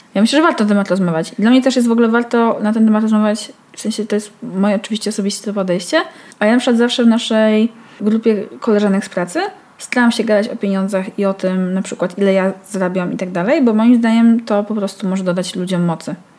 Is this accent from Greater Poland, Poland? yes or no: no; Białystok, Podlaskie Voivodeship, Poland; born or raised there; moved away as an adult; now in Warsaw, Poland